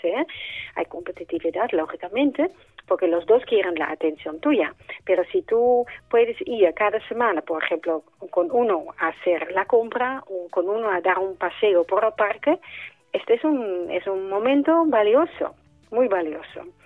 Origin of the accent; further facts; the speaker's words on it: Netherlands; now in Spain; yo como soy holandesa también en Holanda llevo la misma lucha